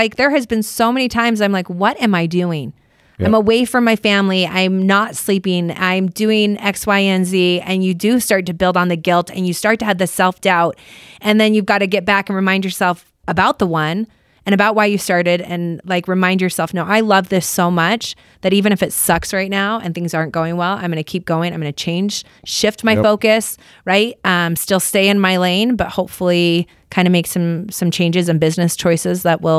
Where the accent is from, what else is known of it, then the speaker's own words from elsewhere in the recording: Chicago, Illinois, United States; born there; And I was born in Chicago.